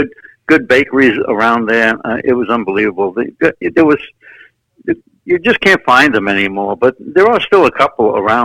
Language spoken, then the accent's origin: English; New York City, New York, United States; my first house on 62nd Street in Brooklyn, I was born on 62nd Street in Brooklyn.